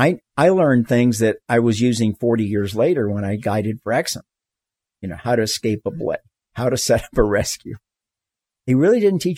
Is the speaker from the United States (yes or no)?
yes; Florida, United States; moved away as an adult; also born or lived in California / Tetons, Wyoming / Cuba (ancestry); I grew up in Florida, the least mountainous.